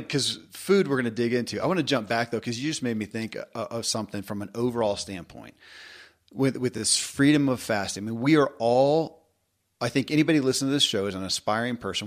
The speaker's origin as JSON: {"language": "English", "region": "Kentucky", "country": "United States", "tie": "born or raised there", "said": "I grew up in Kentucky"}